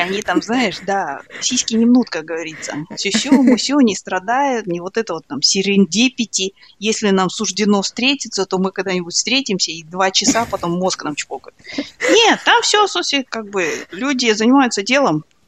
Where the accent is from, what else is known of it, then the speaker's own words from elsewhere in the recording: Kazakhstan; я казашка